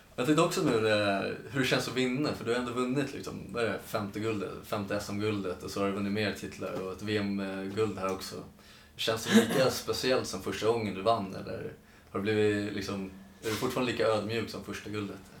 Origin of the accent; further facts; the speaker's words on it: Sundbyberg, Stockholm County, Sweden; vi är uppvuxna i eh, Rissne